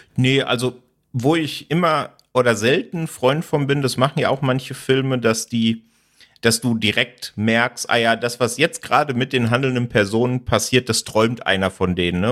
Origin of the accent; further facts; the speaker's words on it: Sauerland, North Rhine-Westphalia, Germany; moved away; ich komme ursprünglich aus dem Sauerland